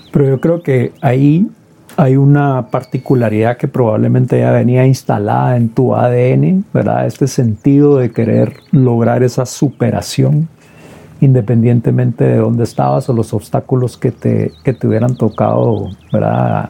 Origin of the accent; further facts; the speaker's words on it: Guatemala; como guatemaltecos